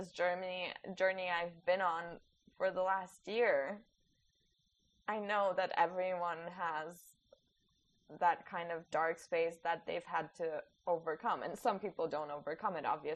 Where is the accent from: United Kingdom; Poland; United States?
Poland; I was born after communism in Poland